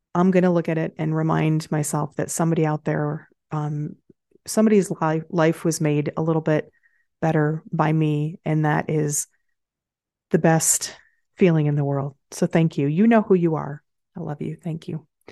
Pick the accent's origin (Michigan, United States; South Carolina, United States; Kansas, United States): Michigan, United States; I grew up in Michigan